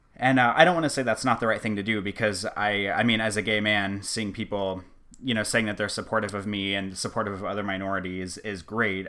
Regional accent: Omaha, Nebraska, United States; I'm from Omaha

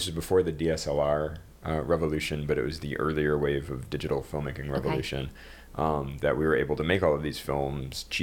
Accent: just outside of Detroit, Michigan, United States; now in New York City, United States; just outside of Detroit for me

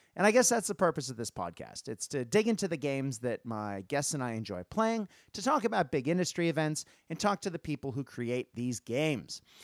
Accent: United States; moved away as an adult; now in Australia; as an American growing up

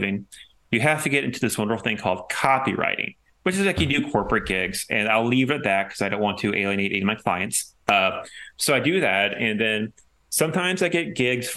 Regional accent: Orlando, Florida, United States; moved away as an adult; also born or lived in Missouri; my hometown newspaper, the Orlando Sentinel

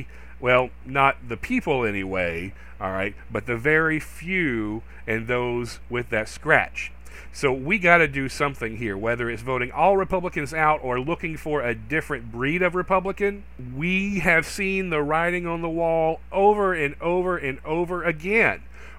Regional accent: North Carolina, United States; I've seen it from the outside as a native North Carolinian. Yes, I was actually born and raised in North Carolina. You may or may not believe that based on my accent or lack of an accent.

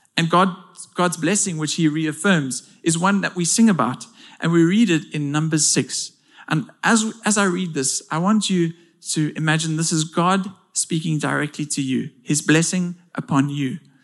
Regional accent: South Africa

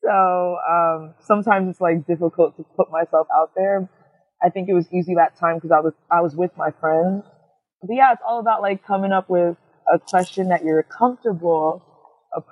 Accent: New York City, New York, United States; I'm from Queens. Originally from Jamaica, Queens, but now I'm out somewhere else

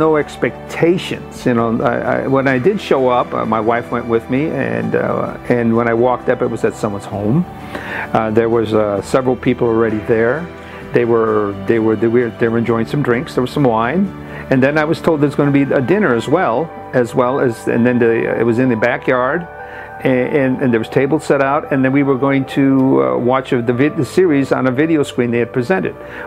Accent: Midwest, United States; moved away as an adult; now in Pasadena, United States; I grew up in the Midwest

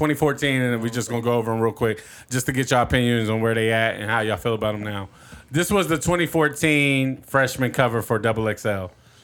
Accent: Detroit, Michigan, United States; Like, I'm from Detroit, like

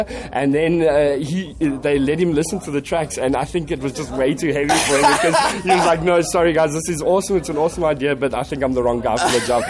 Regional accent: South Africa; we come all the way from South Africa

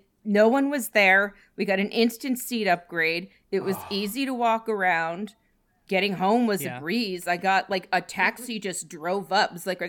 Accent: Maine, United States; my dad and I grew up in Maine, and I'd never we'd never been to a Phillies game together before.

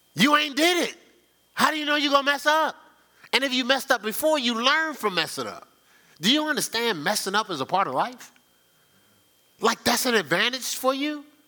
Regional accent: Newark, New Jersey, United States; I'm from Newark

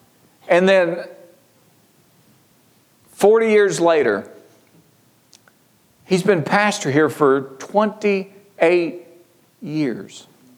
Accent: Georgia, United States; I mean, I came from Georgia. Sherry came from Ohio. We met in Kentucky.

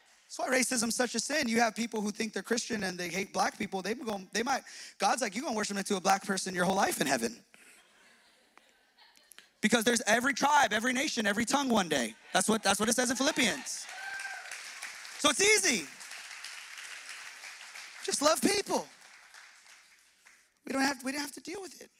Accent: Los Angeles, California, United States; I grew up in Hispanic East

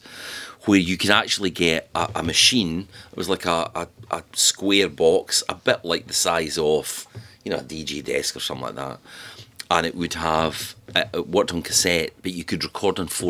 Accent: Falkirk, Scotland, United Kingdom; also born or lived in Glasgow; I was from Falkirk

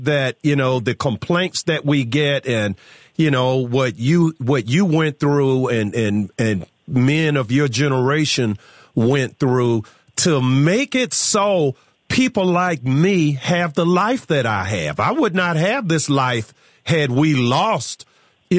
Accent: Newport News, Virginia, United States; moved away; growing up in Newport News

